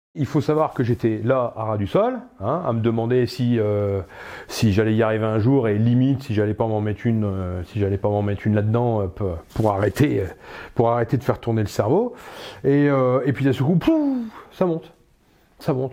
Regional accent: Pas-de-Calais, Hauts-de-France, France; moved away as an adult; je viens d'un petit village du Pas-de-Calais

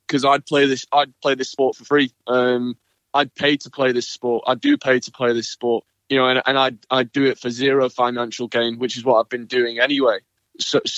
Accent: United Kingdom; as a British player, we didn't have Wimbledon

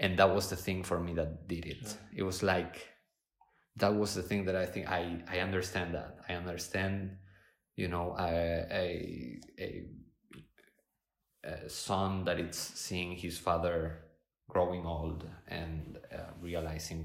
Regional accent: Argentina; moved away; also born or lived in Spain; I was born in Spain, grew up in Argentina

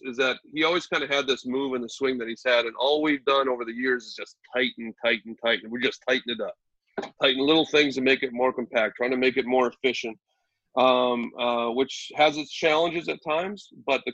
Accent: Minnesota, United States; now in Wisconsin, United States; I grew up in Minnesota

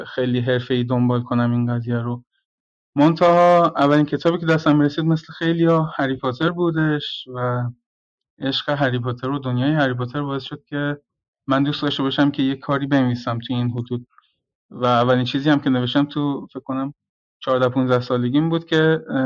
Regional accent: Gorgan, Golestan, Iran; محیط شهر خودمون رو در نظر گرفتم گرگان

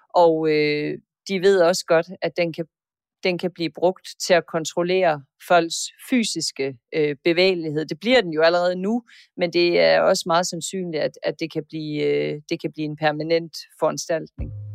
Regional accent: Denmark; som dansker

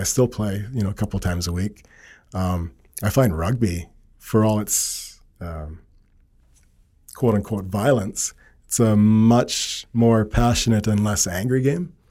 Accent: Cranbrook, British Columbia, Canada; also born or lived in Edmonton; born in Edmonton, but don't have many, many memories of Edmonton. We moved to Cranbrook and my family built a, an acreage in Cranbrook, just outside of Cranbrook, I guess. And so school, high school, uh, first jobs, they were all in Cranbrook.

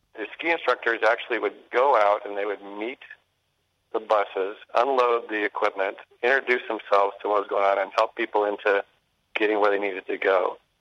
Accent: Bozeman, Montana, United States; I grew up in Bozeman at higher elevation

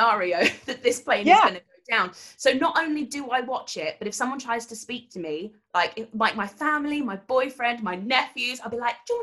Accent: United Kingdom; I'm so British

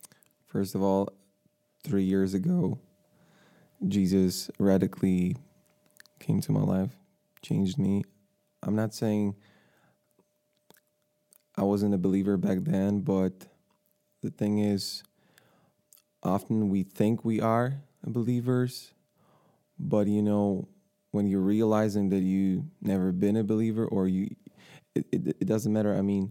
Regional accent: Ukraine; born there; English is a second language; moved away as an adult; also born or lived in Ireland; I was born in Ukraine, yes.

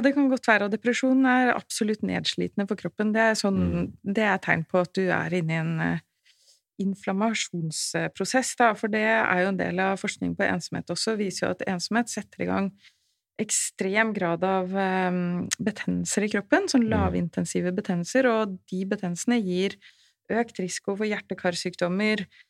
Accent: Oslo, Norway; Jeg er født og oppvokst i Oslo.

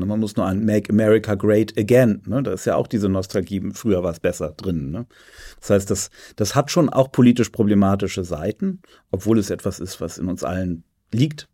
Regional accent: Germany; Also ich bin ja an der Elbe aufgewachsen

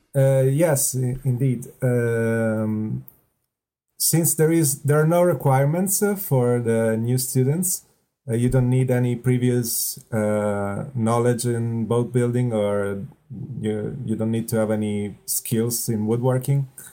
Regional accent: close to Milan, Lombardy, Italy; English is a second language; moved away as an adult; also born or lived in Venice, Italy; now in Spain; I come from the north of Italy, close to Milan

